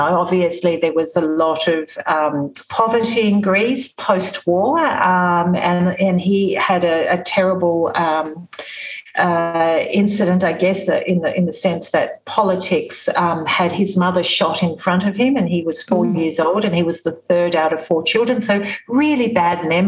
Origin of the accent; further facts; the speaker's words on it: Sydney, New South Wales, Australia; I was born in Sydney several years later